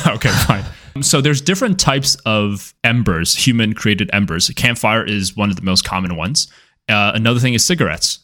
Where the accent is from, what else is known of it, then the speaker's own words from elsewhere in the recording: California, United States; As a California person